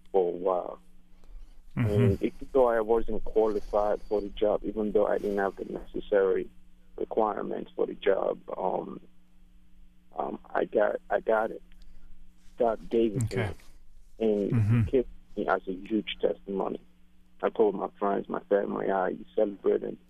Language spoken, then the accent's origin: English; Nigeria; now in United States; I'm from Nigeria, and I've been out here in the country, the United States, for a while